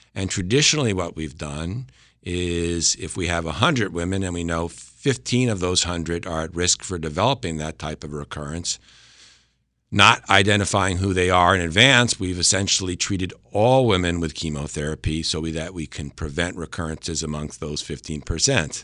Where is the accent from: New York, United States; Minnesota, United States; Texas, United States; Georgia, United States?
New York, United States; Westchester County; moved away as an adult; also born or lived in Boston / Connecticut; I'm originally from Westchester County, New York